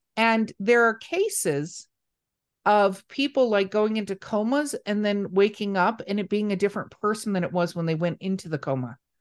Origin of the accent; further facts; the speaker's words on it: Los Angeles, California, United States; I grew up in Hollywood, California